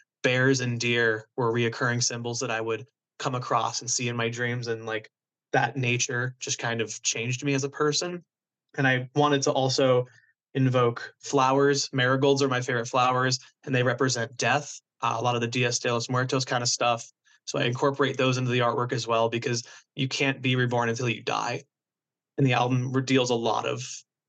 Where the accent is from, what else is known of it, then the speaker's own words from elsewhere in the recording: Florida, United States; moved away as an adult; now in New Jersey, United States; I just wanted to get out of Florida so badly. And I was like, there has to be more to life than this shitty touristy